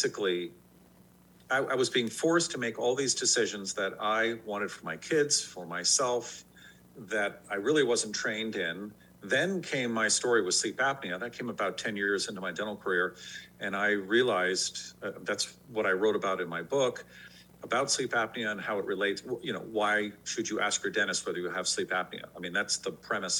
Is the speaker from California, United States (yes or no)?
yes; San Francisco, California, United States; I grew up in San Francisco